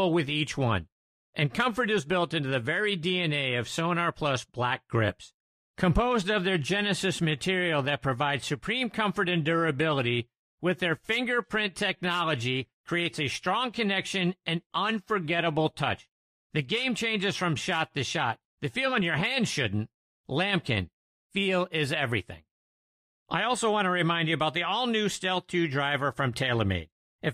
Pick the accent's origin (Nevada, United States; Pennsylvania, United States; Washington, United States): Pennsylvania, United States; Pittsburgh; my hometown of Pittsburgh